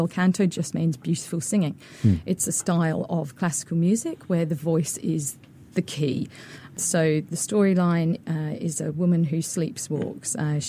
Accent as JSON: {"language": "English", "region": "Tasmania", "country": "Australia", "also_born_or_lived": "London", "moved": "yes", "said": "So I'm Australian. Yeah. I came from Tasmania"}